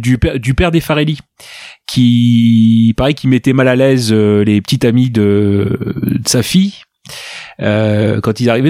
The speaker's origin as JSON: {"language": "French", "area": "Ch'ti", "region": "Hauts-de-France", "country": "France", "said": "Je suis, je suis ch'ti"}